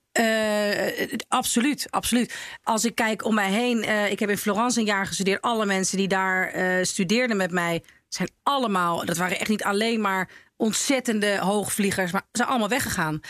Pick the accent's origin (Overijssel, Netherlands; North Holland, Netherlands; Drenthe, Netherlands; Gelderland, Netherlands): North Holland, Netherlands; Laren; now in Amsterdam, Netherlands; waar ik ben opgegroeid, in Laren